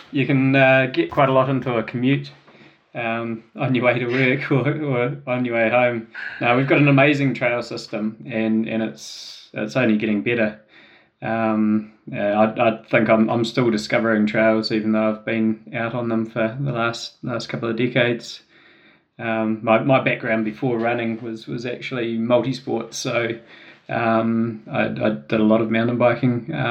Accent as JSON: {"language": "English", "region": "Wellington", "country": "New Zealand", "tie": "born or raised there", "also_born_or_lived": "Palmerston North / Australia", "said": "So I grew up in Wellington. I um, I was born here and spent my childhood here, uh, mainly around the eastern suburbs."}